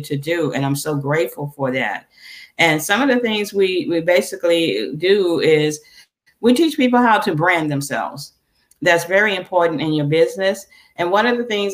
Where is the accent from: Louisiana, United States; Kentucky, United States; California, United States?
Louisiana, United States; I'm originally from Louisiana